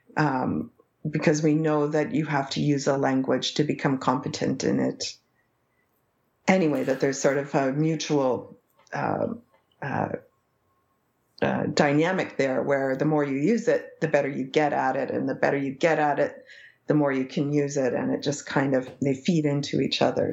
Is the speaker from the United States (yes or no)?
no; Canada; first language English; an English Canadian from a small town of 5,000 people